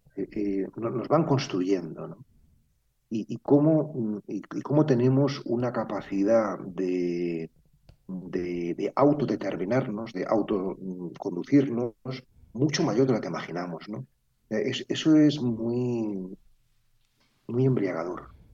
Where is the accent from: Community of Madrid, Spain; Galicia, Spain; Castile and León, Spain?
Community of Madrid, Spain; Madrid; mi infancia viví en el Parque del Oeste, eh, vivía en la calle Rosales, nada menos, que es una calle de Madrid muy privilegiada